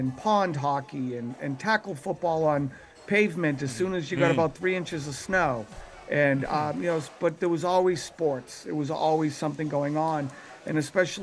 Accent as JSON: {"language": "English", "town": "Boston", "region": "Massachusetts", "country": "United States", "tie": "born or raised there", "said": "growing up in Dorchester"}